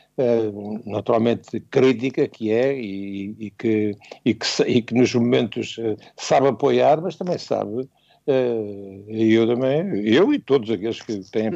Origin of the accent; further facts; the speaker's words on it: Portugal; como português